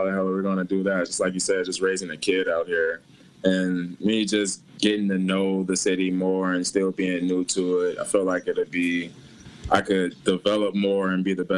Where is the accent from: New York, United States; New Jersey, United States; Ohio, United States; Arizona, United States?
Ohio, United States; Cleveland; moved away as an adult; also born or lived in Los Angeles; I'm originally from Cleveland, but I moved to L.A. for a few years